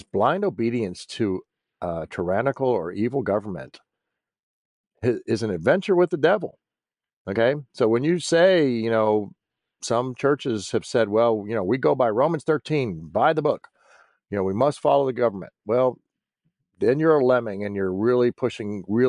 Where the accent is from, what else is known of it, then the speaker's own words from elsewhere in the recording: United States; I'm still an American, and I'm still a veteran who is concerned about this country.